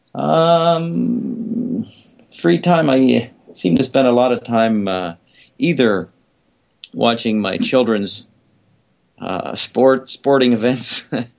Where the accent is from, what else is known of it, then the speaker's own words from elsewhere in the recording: Vancouver, British Columbia, Canada; also born or lived in Japan; once we were back here in Vancouver, I remember being in school